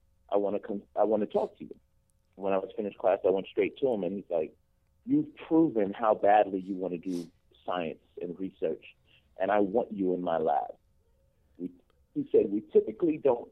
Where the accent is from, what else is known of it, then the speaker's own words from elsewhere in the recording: New York City, New York, United States; I'm pretty much born and raised in Brooklyn, New York